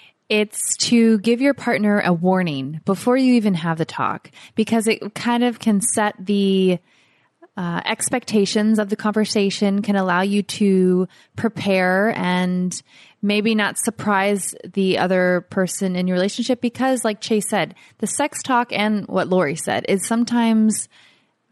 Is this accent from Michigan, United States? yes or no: no; Florida, United States; now in Costa Rica; our Florida winters were like 60